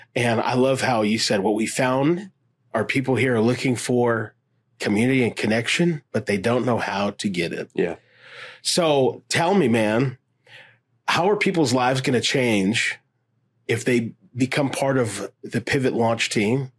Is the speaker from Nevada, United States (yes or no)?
yes; Las Vegas, Nevada, United States; I grew up here in Las Vegas